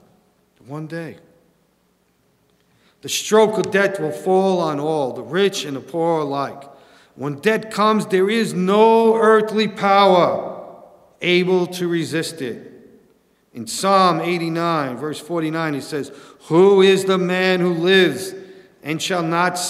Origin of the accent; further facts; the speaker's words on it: New York City, New York, United States; I grew up in New York City